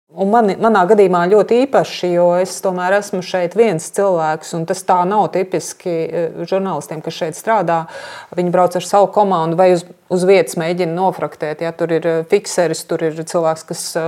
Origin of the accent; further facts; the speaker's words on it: Latvia; es no Latvijas